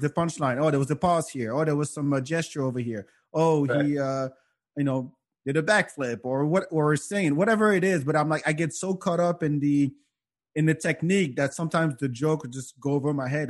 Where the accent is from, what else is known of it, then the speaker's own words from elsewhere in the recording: France; now in United States; growing up in France